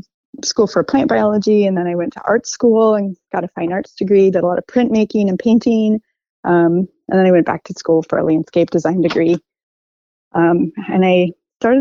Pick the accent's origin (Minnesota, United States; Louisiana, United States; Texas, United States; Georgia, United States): Minnesota, United States; Minneapolis; moved away as an adult; now in Portland, United States; I'm from the Midwest, the place where the tall grass prairie meets the oak savanna, the Twin Cities